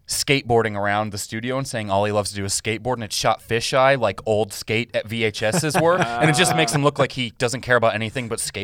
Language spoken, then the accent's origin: English; Missouri, United States; I'm from Missouri.